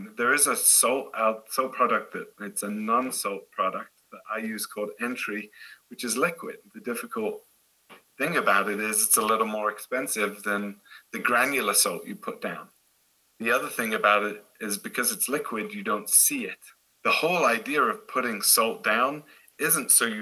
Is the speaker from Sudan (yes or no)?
no; Derby, East Midlands, United Kingdom; now in Boulder, United States; I'm actually from Derbyshire, but Nottingham is the easiest place to tell Americans where I'm from